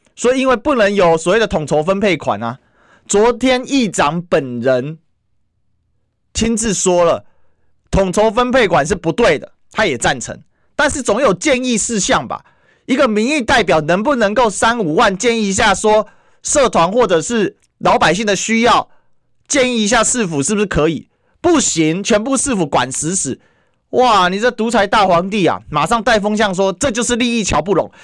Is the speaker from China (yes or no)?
no; Kaohsiung, Taiwan; 我老家高雄